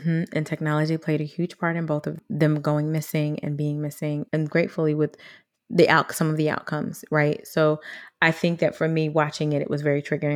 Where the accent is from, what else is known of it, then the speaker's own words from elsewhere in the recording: United States; as a black girl growing up in America